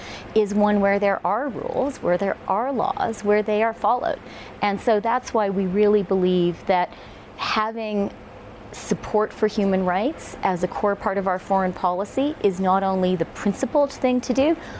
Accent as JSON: {"language": "English", "country": "Canada", "said": "I'm a Canadian minister, so I'm going to say, Fareed, we have the best impartial and objective judiciary in the world."}